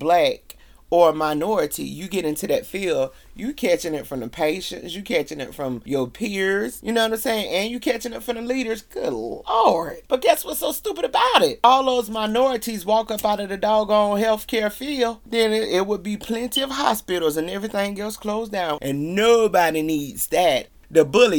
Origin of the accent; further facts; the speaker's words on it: the South, United States; I'm from the South